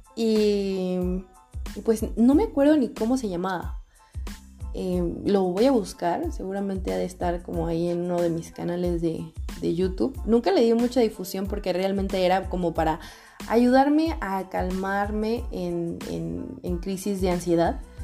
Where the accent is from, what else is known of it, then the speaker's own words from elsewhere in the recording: Guadalajara, Jalisco, Mexico; moved away as an adult; Regresé a vivir a mi ciudad de origen, Guadalajara, Jalisco, México. Soy tapatía.